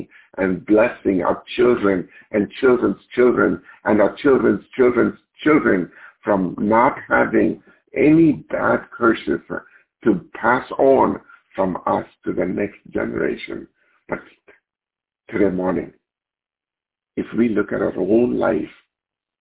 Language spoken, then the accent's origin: English; India; moved away; Growing up in India, where we didn't have so much of means, my mom was abandoned